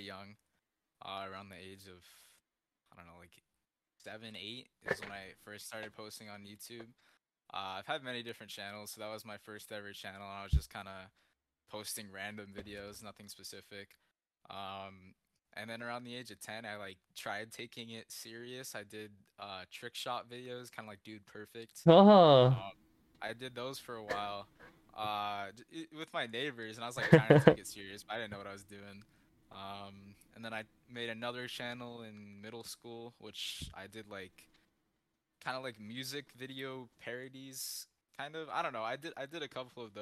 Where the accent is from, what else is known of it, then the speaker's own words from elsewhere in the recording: California, United States; I'm in California